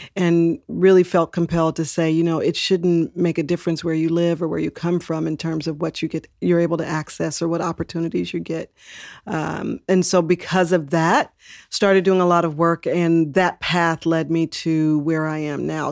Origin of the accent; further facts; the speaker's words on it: Texas, United States; now in San Francisco, United States; I was born in Texas